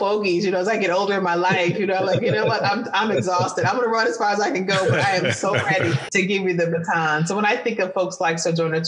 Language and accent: English; Detroit, Michigan, United States; I grew up in Detroit